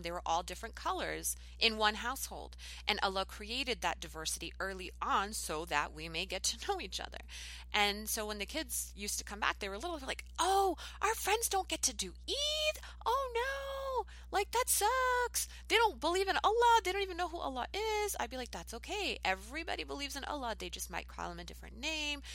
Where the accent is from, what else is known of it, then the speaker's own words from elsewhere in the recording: United States; I'm an American